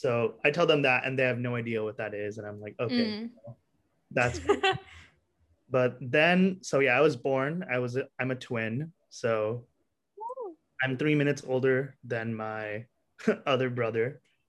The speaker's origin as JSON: {"language": "English", "town": "Fremont", "region": "California", "country": "United States", "tie": "born or raised there", "also_born_or_lived": "New Jersey"}